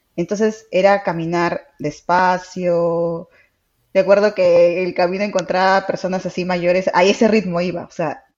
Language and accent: Spanish; Trujillo, La Libertad, Peru; now in Lima, Peru; yo soy de Trujillo, qué de diferente es a Lima, ahora vivo en Lima